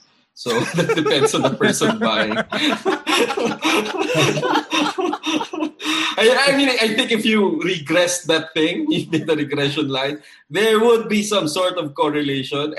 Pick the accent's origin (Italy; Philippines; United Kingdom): Philippines; Ilonggo, Western Visayas; I'm Ilonggo